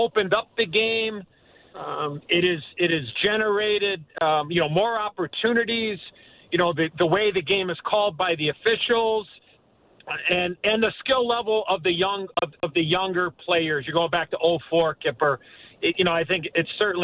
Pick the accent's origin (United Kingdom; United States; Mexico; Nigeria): United States; Chicago, Illinois; moved away as an adult; also born or lived in Toronto; Chicago, my hometown